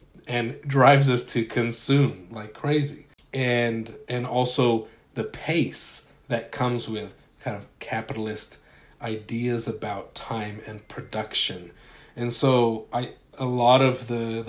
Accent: Utah, United States; I grew up in Utah

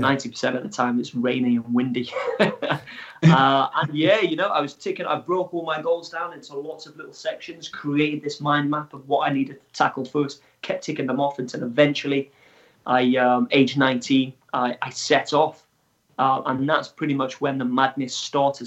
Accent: Wales, United Kingdom; I am from Wales in the UK

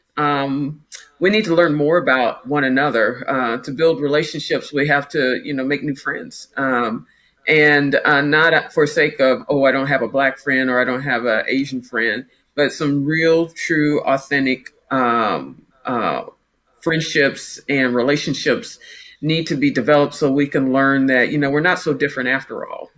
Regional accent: Topeka, Kansas, United States; also born or lived in Brooklyn, New York; I grew up here in Kansas

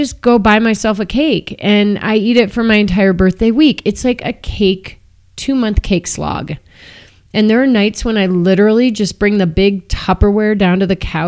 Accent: Downers Grove, Illinois, United States; now in Boulder, United States; I'm from Chicago.

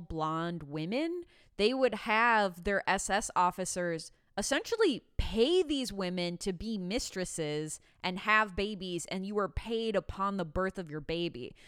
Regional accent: Midwest, United States; now in California, United States; I'm from the Midwest

